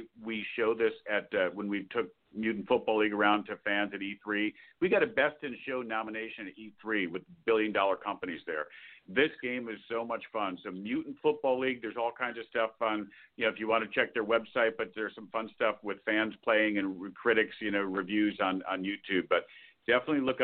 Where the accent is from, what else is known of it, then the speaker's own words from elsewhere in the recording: Albany, New York, United States; I grew up in Albany, and parents lived in Saratoga